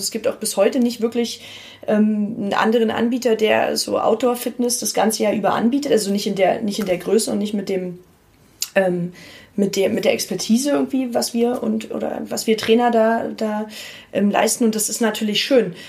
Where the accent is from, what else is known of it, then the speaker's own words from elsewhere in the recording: Potsdam, Brandenburg, Germany; also born or lived in Berlin; ich bin von Berlin dann nach Potsdam zurückgezogen nach meinem Studium, weil ich mich da äh, mit meiner Heimat sehr verbunden gefühlt habe